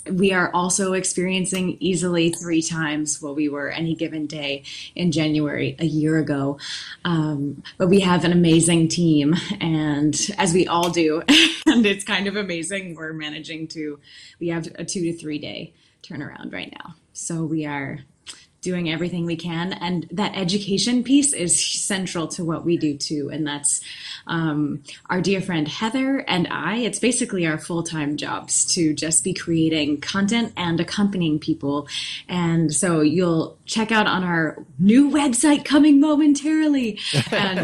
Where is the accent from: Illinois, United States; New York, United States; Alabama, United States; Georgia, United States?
New York, United States; Finger Lakes; growing up in the Finger Lakes